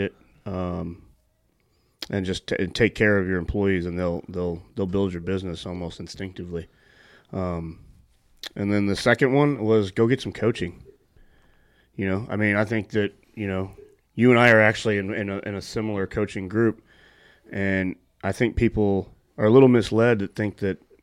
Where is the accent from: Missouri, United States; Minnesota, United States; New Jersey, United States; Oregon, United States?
Missouri, United States; St. Louis; I grew up with them in St. Louis.